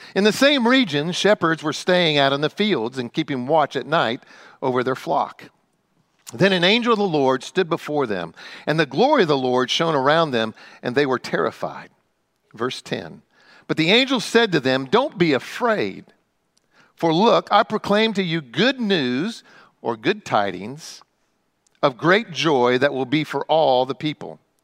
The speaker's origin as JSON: {"language": "English", "region": "Midwest", "country": "United States", "tie": "born or raised there", "also_born_or_lived": "Frankfort, Indiana", "moved": "yes", "said": "I grew up in the Midwest"}